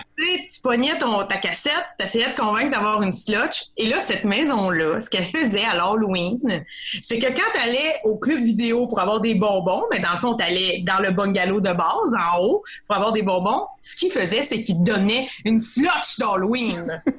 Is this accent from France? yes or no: no; Saint-Norbert, Quebec, Canada; Je viens du petit village de Saint-Norbert dans l'Anaudière.